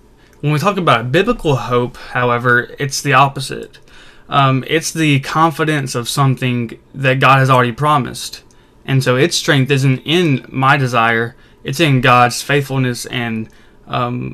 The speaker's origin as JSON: {"language": "English", "region": "Mississippi", "country": "United States", "tie": "born or raised there", "also_born_or_lived": "Arkansas", "said": "I've been born and raised in Mississippi my whole life"}